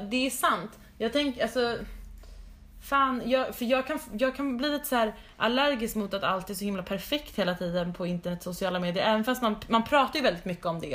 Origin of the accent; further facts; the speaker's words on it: Stockholm, Stockholm County, Sweden; moved away as an adult; now in New York, United States; jag kommer vara hemma i Stockholm där jag för det första har inte bott på typ men fem år